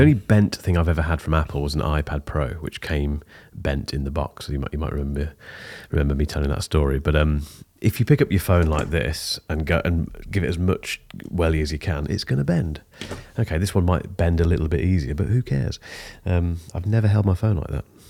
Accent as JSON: {"language": "English", "country": "United Kingdom", "said": "I'm British"}